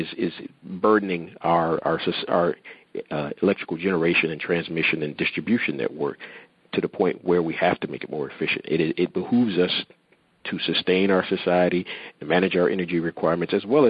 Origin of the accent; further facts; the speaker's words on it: New Jersey, United States; I'm from New Jersey area as well